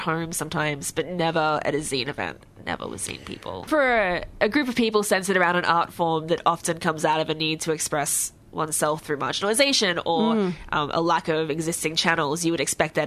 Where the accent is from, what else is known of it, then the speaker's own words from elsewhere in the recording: Brisbane, Queensland, Australia; we're from Brisbane